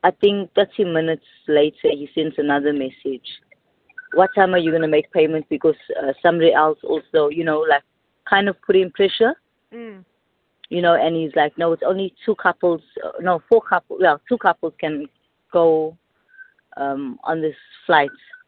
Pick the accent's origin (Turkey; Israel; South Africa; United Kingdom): South Africa; Durban, KwaZulu-Natal; I'm from Durban